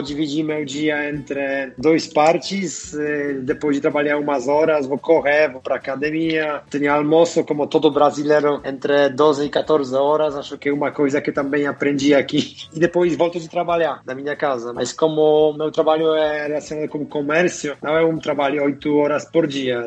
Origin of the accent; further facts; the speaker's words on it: Tychy, Silesian Voivodeship, Poland; Portuguese is a second language; moved away as an adult; also born or lived in Wrocław, Poland / Germany / India; now in Brazil; Então, eu sou do sul da Polônia, nasci em uma cidade Tychy, que está uma hora de viagem da Cracóvia. A maioria da minha vida passei morando na Polônia